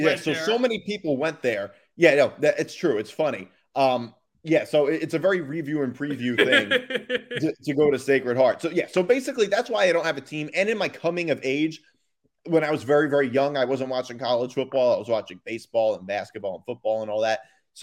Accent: Northeast, United States; I'm from the Northeast. I went to Sacred Heart.

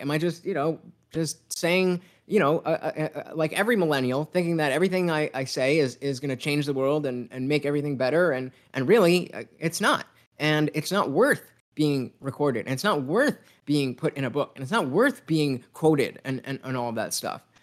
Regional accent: United States; me being an American kid

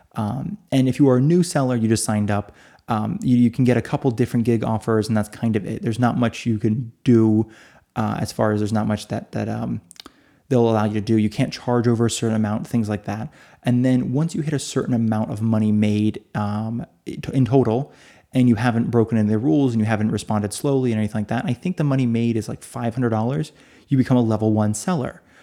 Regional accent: United States; now in Italy; I'm in Italy. Uh, so although I'm American, although I read in English, I am listed as being in Italy.

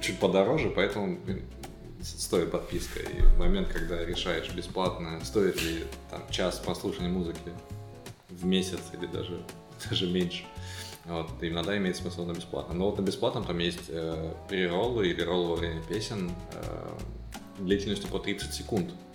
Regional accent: Siberia, Russia; моей родной Сибири

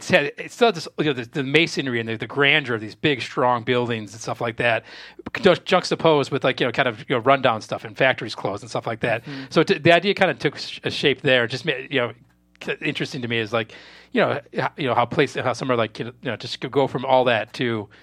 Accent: just outside Chicago, Illinois, United States; No, I grew up just outside Chicago, like a mile outside the city border. So, I mean, I'm from, you know, the area.

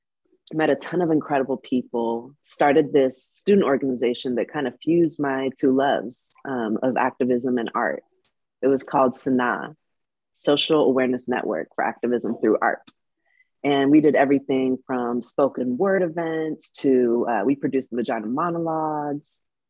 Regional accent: California, United States; like inspired by so many people in my community growing up in the Bay Area, California.

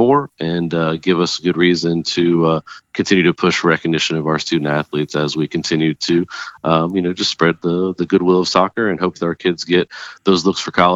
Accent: Florida, United States; moved away as an adult; now in Alexandria, United States; I'm from Florida

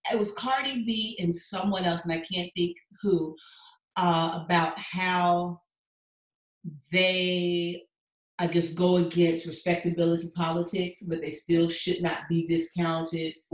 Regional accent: New York City, New York, United States; now in Houston, United States; a stay-at-home mom from New York City that currently lives in Houston, Texas with my husband and three young children.

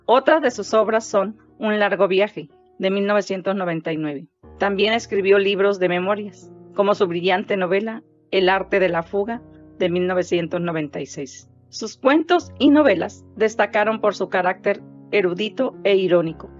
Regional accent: Mexico; also born or lived in San Luis Río Colorado, Sonora; Soy mexicana, tengo 59 años de edad, perdón, 57, y vivo en San Luis Río Colorado, Sonora

